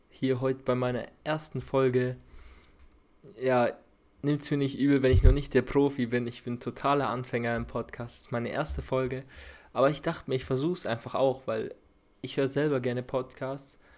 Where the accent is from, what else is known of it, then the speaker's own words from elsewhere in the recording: Bavaria, Germany; accent: rolling R; ich bin 22 Jahre alt und wie man vielleicht an meinem rollenden R erkennen kann, komme ich aus Bayern. Ich komme aus der Nähe von Nürnberg, also ich wohne in der Oberpfalz.